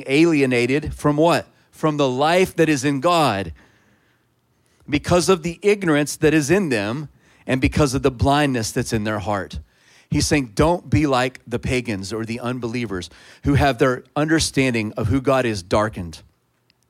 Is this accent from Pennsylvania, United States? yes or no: no; Texas, United States; I'm a Texan